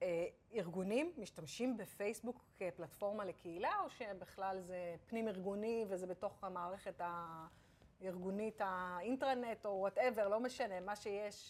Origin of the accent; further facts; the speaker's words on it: Israel; אנחנו ישראלים